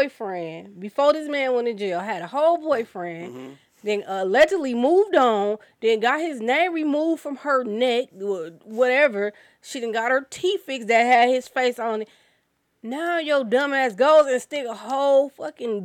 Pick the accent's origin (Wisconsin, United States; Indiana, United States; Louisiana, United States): Wisconsin, United States; I'm from Wisconsin